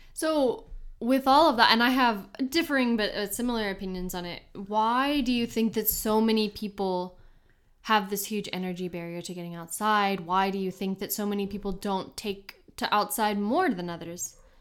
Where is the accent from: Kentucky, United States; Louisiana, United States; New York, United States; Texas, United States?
Kentucky, United States; moved away; also born or lived in Houston; growing up in Kentucky and being able to drive wherever I wanted